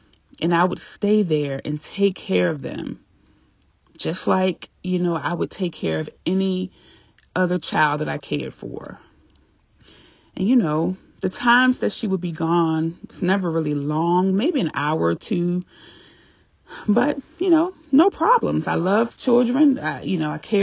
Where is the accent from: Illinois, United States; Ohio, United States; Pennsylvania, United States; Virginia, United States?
Virginia, United States; moved away; I was still living in my hometown, small town Virginia